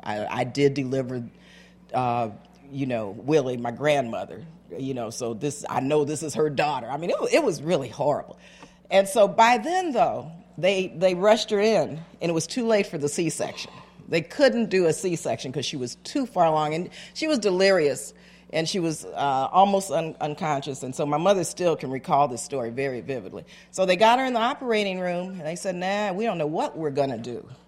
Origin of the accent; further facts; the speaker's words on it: El Paso, Texas, United States; born there; I was born in El Paso, Texas.